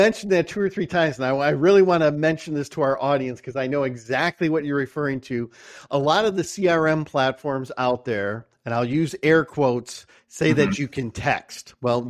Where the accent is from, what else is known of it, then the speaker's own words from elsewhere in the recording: Michigan, United States; you know, I'm from Michigan and I know that's where you guys are headquartered.